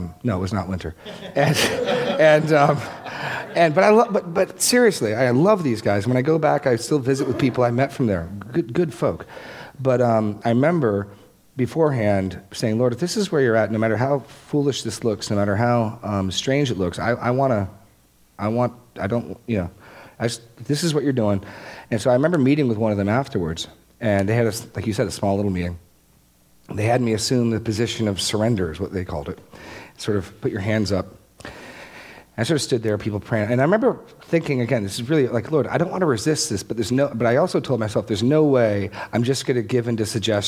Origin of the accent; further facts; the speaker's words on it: Laconia, New Hampshire, United States; my hometown in New Hampshire